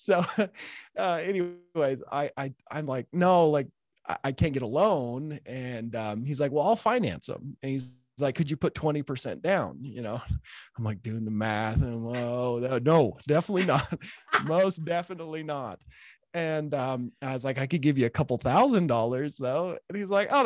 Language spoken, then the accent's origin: English; Utah, United States; I'm a redneck from Utah.